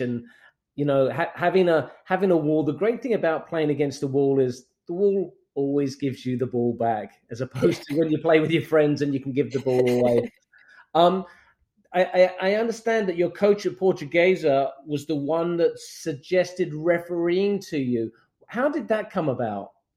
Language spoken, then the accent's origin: English; São Paulo, Brazil; now in United States; which is actually where I grew up as well. I grew up in Morumbi